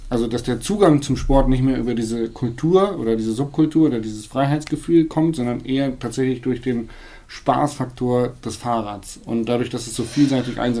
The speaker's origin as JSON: {"language": "German", "town": "Hanover", "region": "Lower Saxony", "country": "Germany", "said": "Und ich komme aus Hannover."}